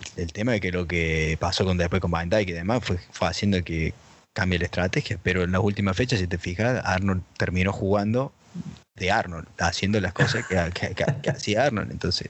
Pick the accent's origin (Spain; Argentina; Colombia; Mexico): Argentina; moved away; Todavía no encontré otro argentino que viva fuera de Argentina